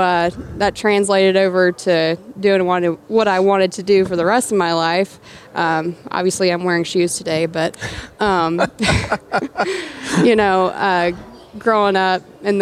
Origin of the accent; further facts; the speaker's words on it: Georgia, United States; a little redneck girl from Georgia